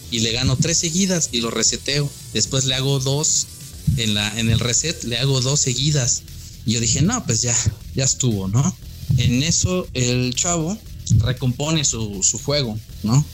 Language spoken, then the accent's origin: Spanish; Mexico; yo no me incluyo, pero soy mexicano, pero no me incluyo